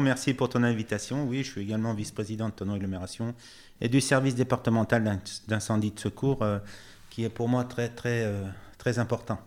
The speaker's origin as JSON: {"language": "French", "area": "Chablais", "region": "Auvergne-Rhône-Alpes", "country": "France", "tie": "born or raised there", "also_born_or_lived": "Morzine / Thonon-les-Bains", "said": "mes arrière-grands-parents avaient acheté un commerce au Jetis, donc l'hôtel-restaurant euh, euh, Beau. Ah donc j'ai passé toute mon enfance au Jetis"}